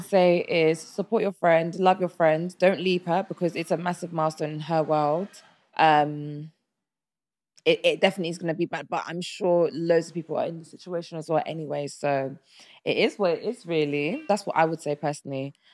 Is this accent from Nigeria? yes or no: yes; Nigeria; I'm Nigerian